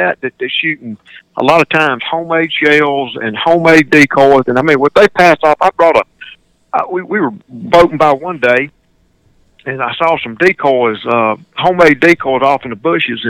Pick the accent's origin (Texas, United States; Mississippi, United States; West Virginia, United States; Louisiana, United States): Mississippi, United States; Greenwood; one of my hometowns, Greenwood, Mississippi